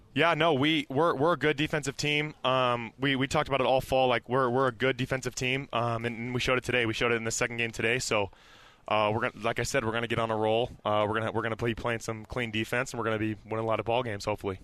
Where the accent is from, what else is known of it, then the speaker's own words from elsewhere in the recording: Las Vegas, Nevada, United States; now in Provo, United States; I'm from Vegas